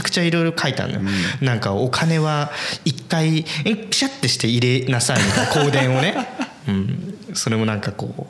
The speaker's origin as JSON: {"language": "Japanese", "town": "Hamamatsu", "region": "Shizuoka", "country": "Japan", "tie": "born or raised there", "said": "俺あのー、浜松生まれ"}